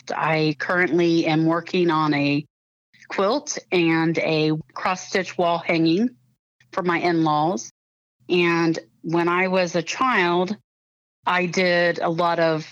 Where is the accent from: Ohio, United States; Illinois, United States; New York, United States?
Ohio, United States; Pataskala; also born or lived in Columbus, Ohio / Whitehall, Ohio; I was born in Columbus, Ohio, and raised in Pataskala, Ohio